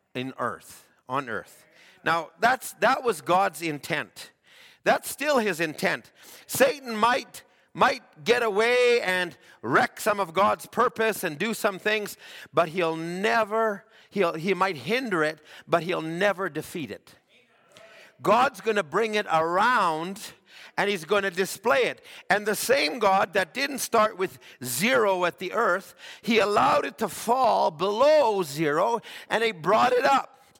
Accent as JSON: {"language": "English", "region": "Alberta", "country": "Canada", "tie": "born or raised there", "said": "I grew up in Alberta"}